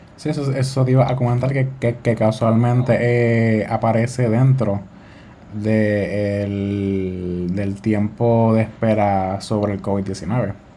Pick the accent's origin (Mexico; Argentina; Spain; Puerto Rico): Puerto Rico